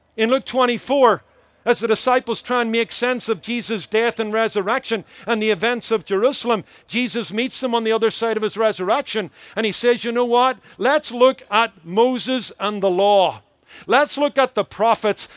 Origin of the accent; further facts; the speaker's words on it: Belfast, Northern Ireland, United Kingdom; accent: Irish; moved away as an adult; I was born in the be, city of Belfast